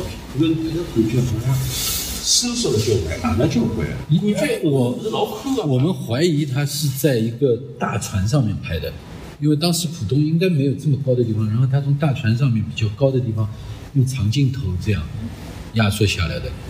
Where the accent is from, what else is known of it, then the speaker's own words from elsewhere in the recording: Shanghai, China; 我小时候就住在这附近嘛。我八三年搬离南京路附近的